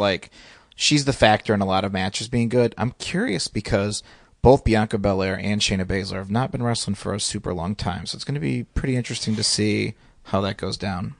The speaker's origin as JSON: {"language": "English", "region": "Indiana", "country": "United States", "tie": "born or raised there", "said": "I grew up in Indiana"}